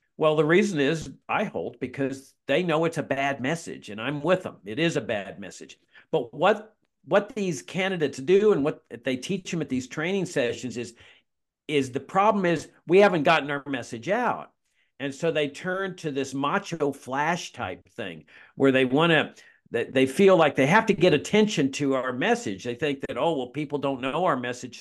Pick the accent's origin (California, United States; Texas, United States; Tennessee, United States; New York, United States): Texas, United States; Laredo; my hometown of Laredo, Texas